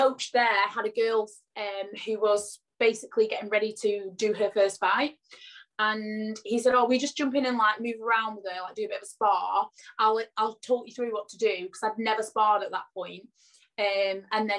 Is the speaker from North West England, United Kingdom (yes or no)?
yes; Blackpool, North West England, United Kingdom; I am from Blackpool in UK, Lancashire, but all my family is like Yorkshire